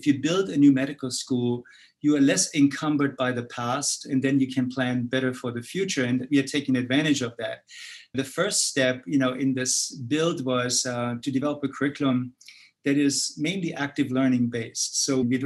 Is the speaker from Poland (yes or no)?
no; Germany; moved away as an adult; From my accent, you see that I was actually born in Europe, particularly in Germany. So I spent my early three decades actually in Germany